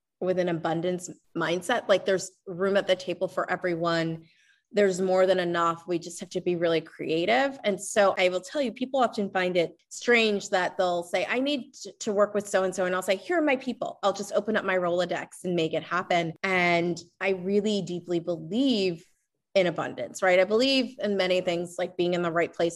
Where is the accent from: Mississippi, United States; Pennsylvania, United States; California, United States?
Pennsylvania, United States; Lancaster; I'm from Lancaster, Pennsylvania, and you know, that's definitely a community where there are many farmers